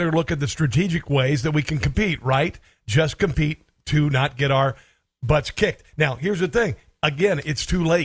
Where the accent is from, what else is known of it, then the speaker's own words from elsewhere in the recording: Iowa, United States; I'm from Iowa. This is where I grew up